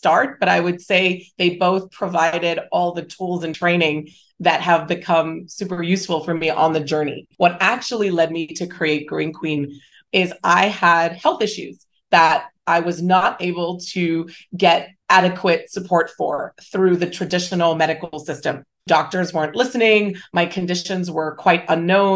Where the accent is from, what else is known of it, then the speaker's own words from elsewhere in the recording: Hong Kong; moved away as an adult; also born or lived in Singapore / United States; I grew up in Hong Kong. I went to international schools. There were 3 years where I was in Singapore as well.